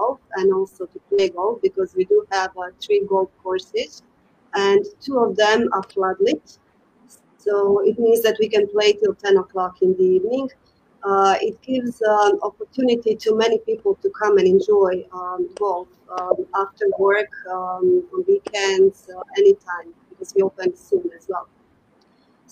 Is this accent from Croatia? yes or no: yes; Croatia; moved away as an adult; also born or lived in United States; now in Qatar; when I came back from United States in Croatia, where I am originally from